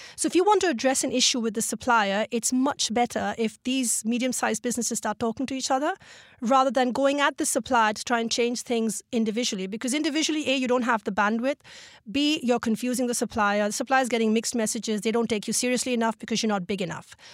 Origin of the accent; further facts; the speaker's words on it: Mumbai, Maharashtra, India; Mumbai is, uh, well, it's dear to my heart and it is sort of, uh, my home in my heart, literally. And, um, yes, it's, it's where I grew up.